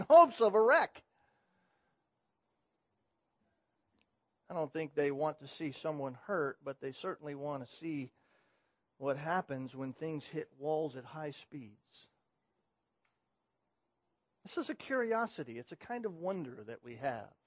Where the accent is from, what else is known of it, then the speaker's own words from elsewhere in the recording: California, United States; moved away; I come from California